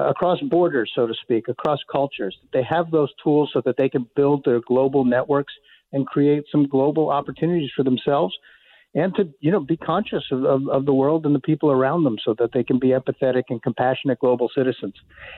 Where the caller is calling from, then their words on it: Chile; I am down at the bottom of the earth in Chile.